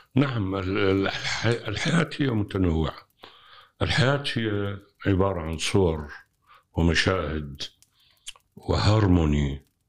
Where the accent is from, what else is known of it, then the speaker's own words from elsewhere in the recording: Iraq; عندنا بالعراق